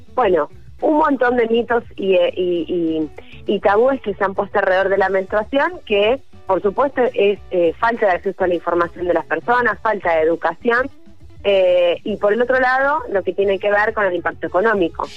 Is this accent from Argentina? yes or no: yes; Argentina; nuestro país